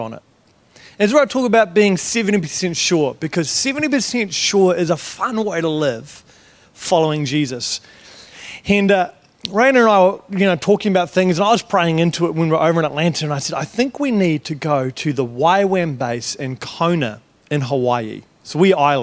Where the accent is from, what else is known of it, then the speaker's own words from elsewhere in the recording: New Zealand; I'm from New Zealand, not Australia.